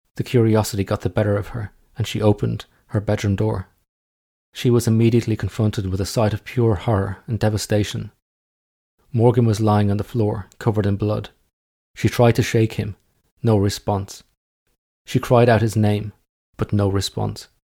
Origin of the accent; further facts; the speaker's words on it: Ireland; now in England, United Kingdom; I'm just an Irish guy living in England